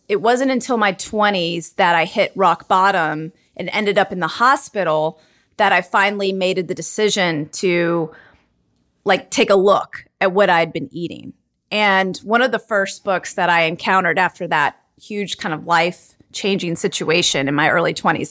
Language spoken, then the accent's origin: English; Charlotte, North Carolina, United States; I was, like, one of the only Indian families, like, growing up in Charlotte, North Carolina on my block in my school